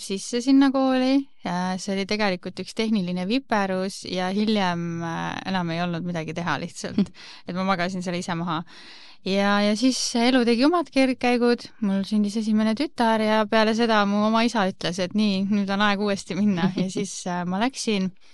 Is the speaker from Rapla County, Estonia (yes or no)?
yes; Rapla, Rapla County, Estonia; moved away as an adult; now in Tallinn, Estonia; olen tegelikult Raplast pärit äh,, olen lõpetanud Rapla Ühisgümnaasiumi ja elan, olengi Tallinnas